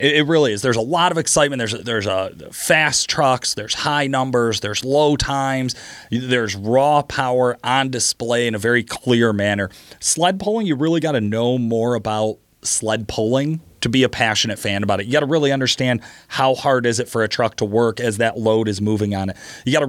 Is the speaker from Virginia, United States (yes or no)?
yes; Virginia, United States; I would drag race. I'm from Virginia.